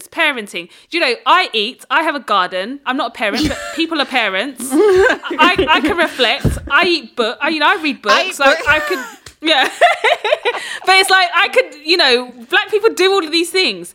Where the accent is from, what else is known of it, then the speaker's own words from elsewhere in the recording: Dagenham, London, United Kingdom; I grew up in Dagenham